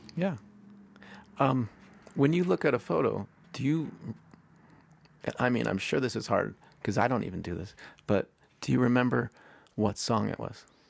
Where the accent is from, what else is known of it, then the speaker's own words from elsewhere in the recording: Pittsburgh, Pennsylvania, United States; moved away; I'm from Pittsburgh